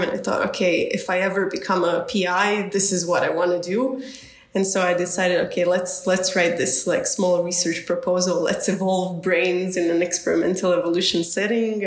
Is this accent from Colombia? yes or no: no; Zagreb, City of Zagreb, Croatia; I'm originally born and raised in Zagreb